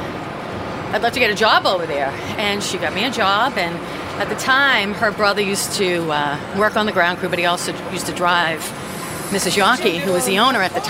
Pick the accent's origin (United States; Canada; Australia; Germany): United States; Boston, Massachusetts; accent: Boston; I grew up in Dorchester